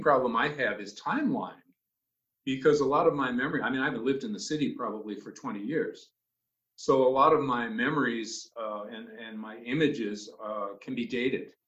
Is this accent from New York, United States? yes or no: no; Boston, Massachusetts, United States; moved away as an adult; now in Cape Elizabeth, United States; I grew up in Boston